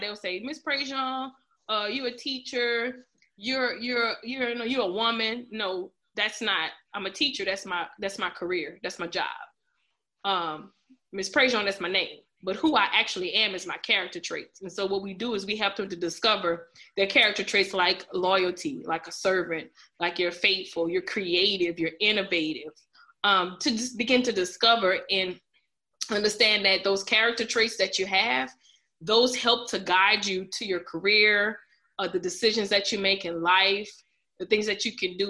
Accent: Lafayette, Louisiana, United States; I'm from Lafayette, of course, Louisiana. Uh, when I graduated from the Northside High School

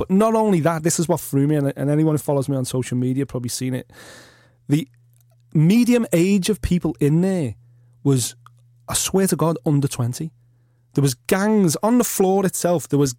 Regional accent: Liverpool, North West England, United Kingdom; I'm saying I'm 40. I'm from South Liverpool, from the suburbs.

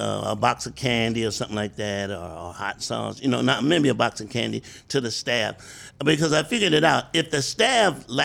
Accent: Columbia, South Carolina, United States; moved away; I'm from South Carolina. I'm a little country boy

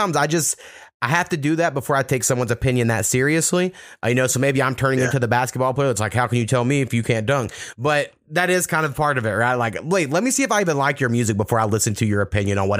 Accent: Oklahoma, United States; also born or lived in Texas; growing up in Oklahoma and Texas

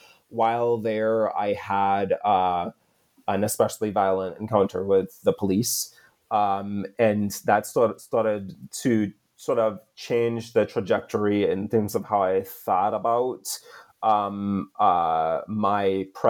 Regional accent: Trinidad & Tobago; So I'm from the Caribbean island of Trinidad. That's where I was born and raised.

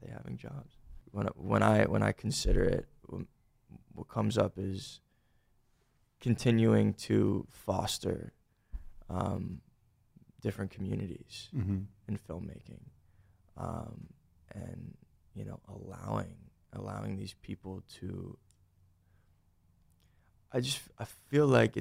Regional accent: Boca Raton, Florida, United States; also born or lived in Boynton Beach, Florida; now in Los Angeles, United States; I'm from Boca Raton, Boynton Beach, Florida

